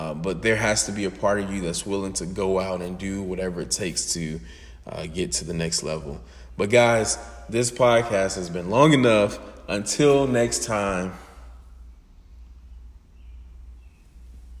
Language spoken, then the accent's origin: English; Atlanta, Georgia, United States; moved away as an adult